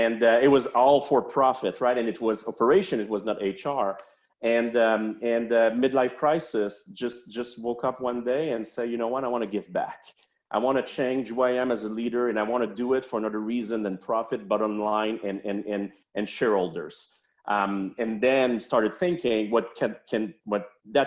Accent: Montreal, Quebec, Canada; accent: French-Canadian; now in Charlotte, United States; I'm from Montreal

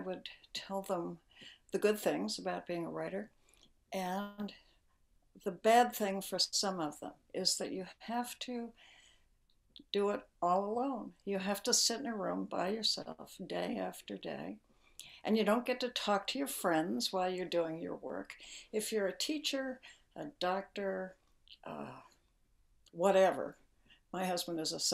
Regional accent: Honolulu, Hawaii, United States; I was born in Honolulu

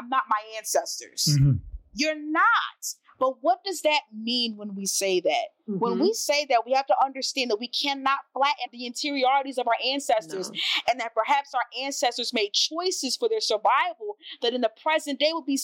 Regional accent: New Jersey, United States; now in New York, United States; I grew up in New Jersey

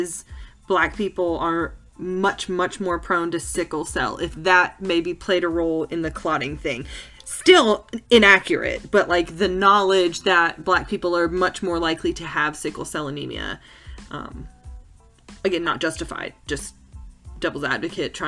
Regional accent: the South, United States; We were born in the South. We were raised in the South.

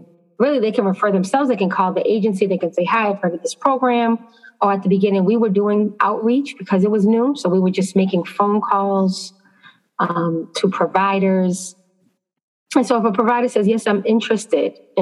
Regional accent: Boston, Massachusetts, United States; now in New York, United States; I'm originally from Boston, Massachusetts, so most of my experience is there

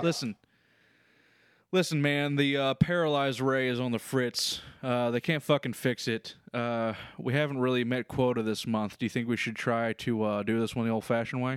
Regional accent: Kentucky, United States; It's in my home state.

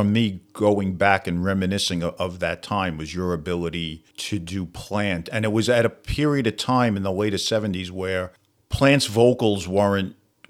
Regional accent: New York City, New York, United States; accent: Brooklyn; I grew up in a place called Gerritsen Beach in Brooklyn, and we had a big bar scene down there. It was a beachfront community, big rocker neighborhood

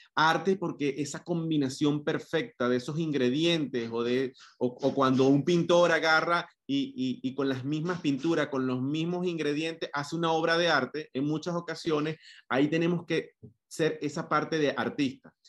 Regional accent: Venezuela; moved away as an adult; soy venezolano, tengo casi ocho años fuera de, de Venezuela

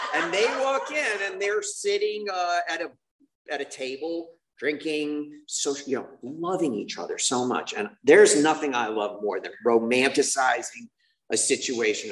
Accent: Boston, Massachusetts, United States; I'm from Boston

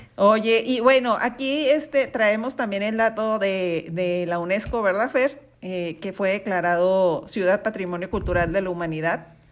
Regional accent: Mexico

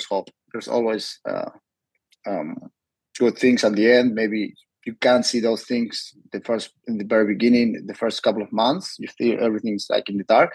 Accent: Argentina; also born or lived in Miami, United States; now in San Diego, United States; I was born in Miami, but raised in Argentina

